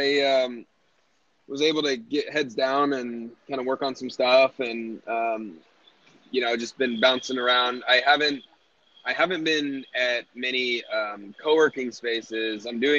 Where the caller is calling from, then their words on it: Austin, Texas, United States; I'm in Austin right now.